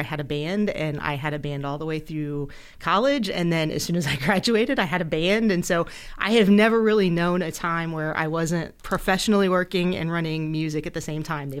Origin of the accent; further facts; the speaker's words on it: Ohio, United States; moved away; I came over from Ohio, and oh my God, I hate to say it, but like 22 years ago.